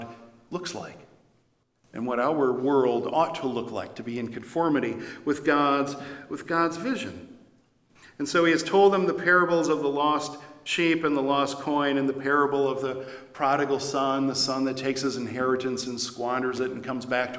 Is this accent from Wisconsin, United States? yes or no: yes; Janesville, Wisconsin, United States; now in Eau Claire, United States; going down to Janesville, my hometown